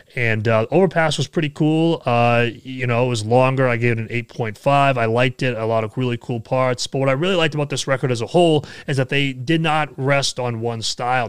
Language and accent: English; New Hampshire, United States; here in New Hampshire, in my home state